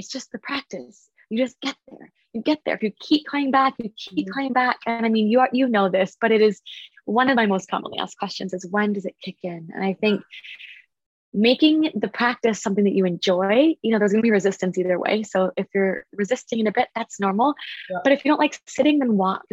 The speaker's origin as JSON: {"language": "English", "town": "Vancouver", "region": "British Columbia", "country": "Canada", "said": "I'm from Vancouver. I'm from Canada."}